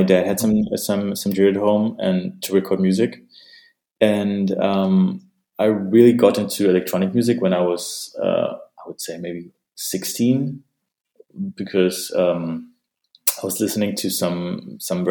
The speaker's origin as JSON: {"language": "English", "town": "Detmold", "region": "North Rhine-Westphalia", "country": "Germany", "tie": "born or raised there", "also_born_or_lived": "Kyrgyzstan", "moved": "as an adult", "lives_now": "Berlin, Germany", "said": "came to Germany when I was six, to a little city called Detmold"}